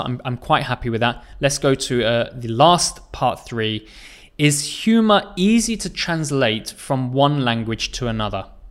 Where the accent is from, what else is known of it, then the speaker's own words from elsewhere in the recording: England, United Kingdom; I come from England